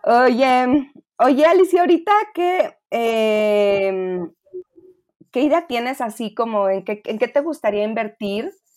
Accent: Monterrey, Nuevo León, Mexico; now in Mexico City, Mexico; yo también soy foránea, soy de Monterrey

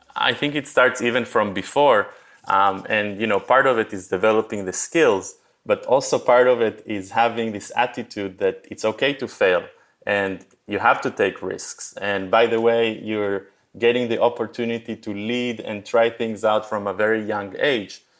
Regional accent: Israel; moved away as an adult; also born or lived in Argentina / New York / San Francisco; I was born in Argentina. I moved to Israel when I was a kid. I did my, uh, mandatory military service and my college in Israel.

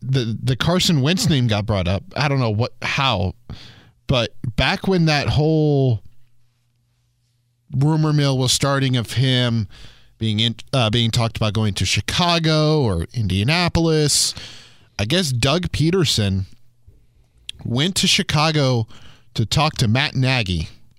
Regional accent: Denmark; I come from Denmark. No, IKEA is not the capital.

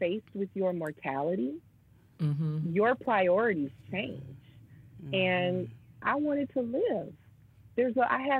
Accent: Michigan, United States; moved away as an adult; also born or lived in New York; relocate and come back to my hometown

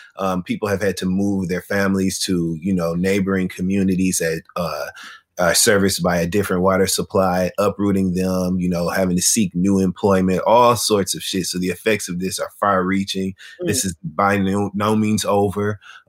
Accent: Flint, Michigan, United States; This is my hometown. We've talked about this previously. I was born and raised in Flint, Michigan.

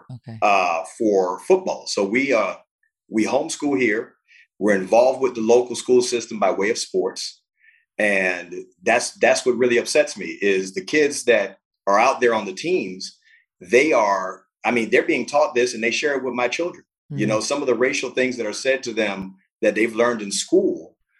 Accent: Miami, Florida, United States; born there; So, you know, I'm biracial. Born in Miami, Florida. I moved around quite a bit because I was born to a teenage mom.

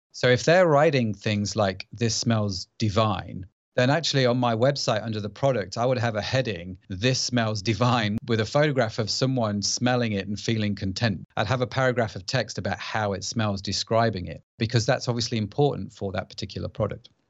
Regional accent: United Kingdom; accent: British; I live in the U K, as you can probably tell by my accent

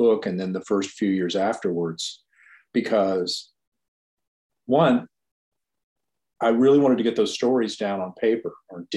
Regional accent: Virginia Beach, Virginia, United States; I grew up in Virginia Beach.

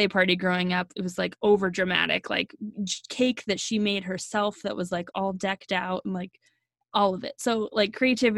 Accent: Oklahoma, United States; also born or lived in Arizona; born in Arizona, grew up in Oklahoma

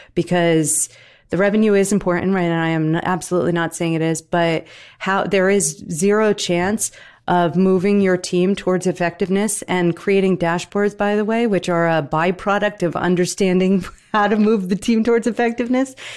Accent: New Jersey, United States; I'm from Jersey, okay? Dirty Jersey

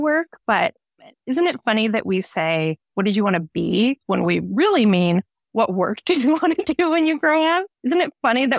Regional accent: Kalamazoo, Michigan, United States; moved away as an adult; now in Detroit, United States; I grew up in and around Kalamazoo.

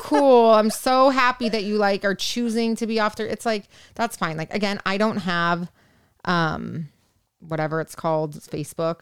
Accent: Orange County, California, United States; I'm from Orange County

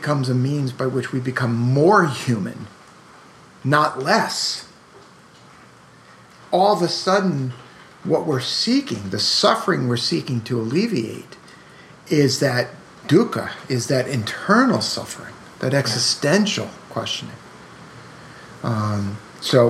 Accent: New York City, New York, United States; I'm from Brooklyn

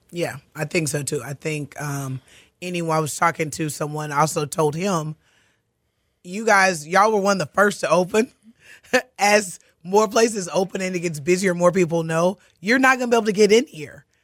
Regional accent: Katy, Texas, United States; grew up in Katy. I'm a Katy girl

